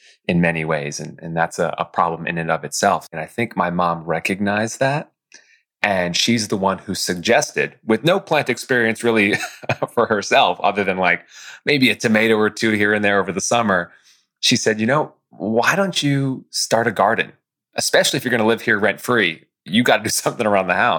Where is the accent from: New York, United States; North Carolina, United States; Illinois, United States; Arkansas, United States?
New York, United States; White Plains; I grew up just north of New York City in White Plains, New York.